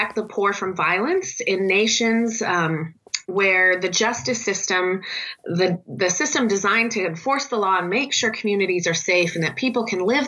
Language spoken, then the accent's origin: English; California, United States; I'm originally from California here in the U.S.